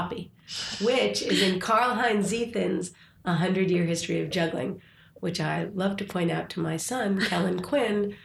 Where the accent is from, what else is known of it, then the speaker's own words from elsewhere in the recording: New York, United States; now in St. Louis, United States; I grew up on the Upper West Side